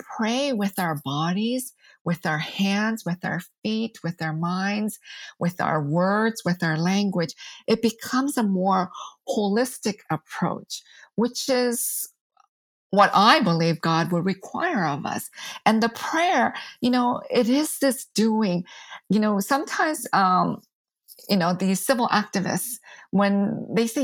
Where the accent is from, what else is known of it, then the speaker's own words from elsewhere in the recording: United States; I'm Asian American